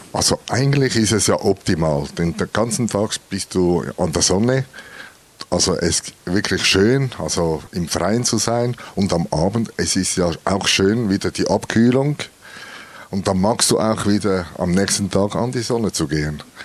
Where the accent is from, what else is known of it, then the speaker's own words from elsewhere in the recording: Switzerland; bei uns in der Schweiz